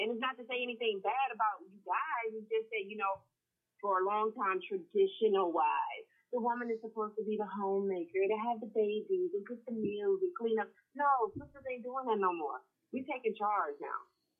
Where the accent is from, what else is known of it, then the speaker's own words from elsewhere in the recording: Mobile, Alabama, United States; moved away as an adult; now in Atlanta, United States; But no, I'm originally from Mobile, Alabama, but I've been in Atlanta for the last 13 years.